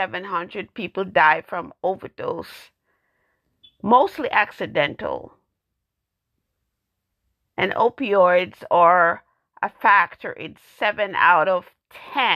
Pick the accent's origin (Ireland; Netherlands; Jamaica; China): Jamaica; now in United States; I am African American, born in Jamaica.